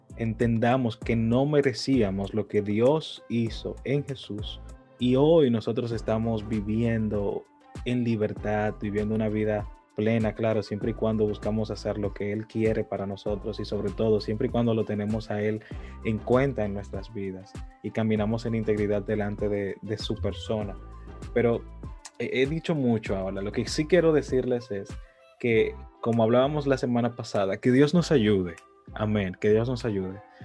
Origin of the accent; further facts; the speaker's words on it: Dominican Republic; Yo soy dominicano de pura cepa